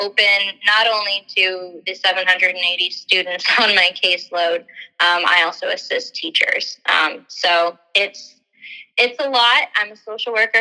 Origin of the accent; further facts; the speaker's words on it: River Forest, Illinois, United States; I grew up in River Forest